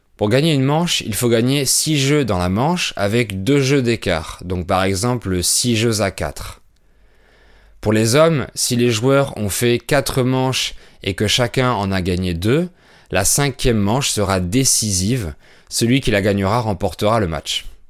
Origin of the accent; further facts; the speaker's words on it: France; je suis français